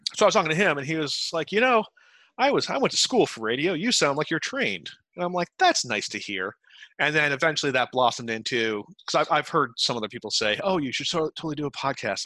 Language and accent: English; Utica, New York, United States; now in New York City, United States; i'm from central new york from utica New York specifically